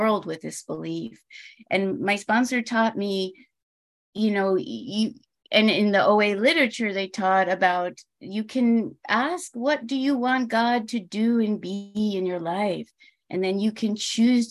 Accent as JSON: {"language": "English", "region": "New York", "country": "United States", "moved": "yes", "lives_now": "California, United States", "said": "I'm from New York"}